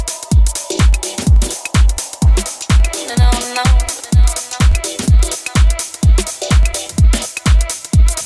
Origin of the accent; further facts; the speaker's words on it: Paris, Île-de-France, France; I'm from Paris.